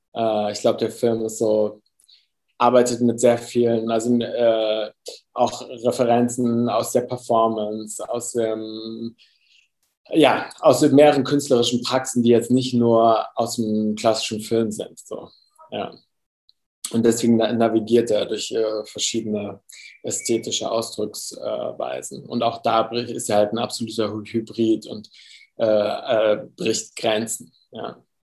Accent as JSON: {"language": "German", "country": "Germany", "tie": "born or raised there", "also_born_or_lived": "Cuba", "said": "Meine Mutter, also meine Familie ist Kolumbianer, äh, Kolumbianerin, ich bin aber in Deutschland aufgewachsen."}